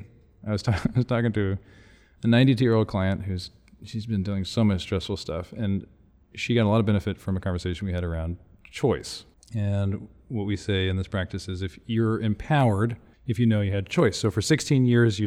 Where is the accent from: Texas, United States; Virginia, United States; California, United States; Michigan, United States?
Texas, United States; Houston; Houston, I'm from Houston